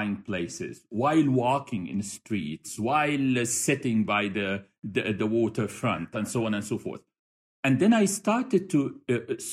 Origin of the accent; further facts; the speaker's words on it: Cairo, Cairo Governorate, Egypt; moved away as an adult; also born or lived in Bahrain / United States; now in Doha, Qatar; I am from Cairo, Egypt. I was raised there